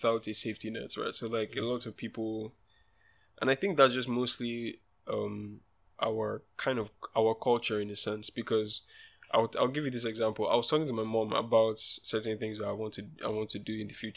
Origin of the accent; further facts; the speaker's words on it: Nigeria; I'm a Nigerian child, right? And I grew up in Nigeria